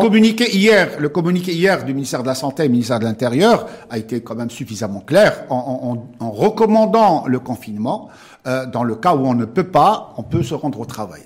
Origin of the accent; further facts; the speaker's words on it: Morocco; chez nous au Maroc